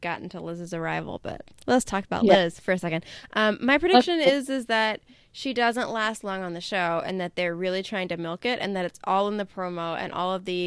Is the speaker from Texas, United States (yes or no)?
no; Alabama, United States; we're from Alabama